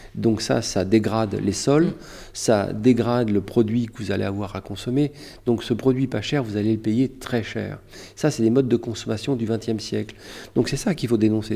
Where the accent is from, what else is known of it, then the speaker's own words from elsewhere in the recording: France; Je suis un Français